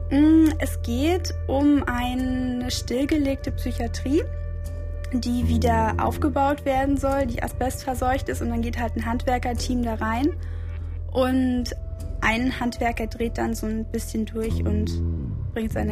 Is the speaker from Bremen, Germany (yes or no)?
yes; Bremen, Germany; moved away as an adult; also born or lived in Magdeburg; now in Berlin, Germany; Also ursprünglich bin ich in Magdeburg geboren, dann nach der Grundschule nach Bremen gezogen und jetzt seit zwei Jahren fürs Studium in Berlin.